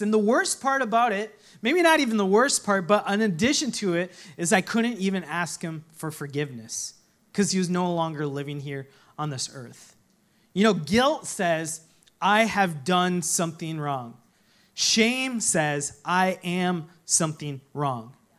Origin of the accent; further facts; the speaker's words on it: Minnesota, United States; when I was growing up in Minnesota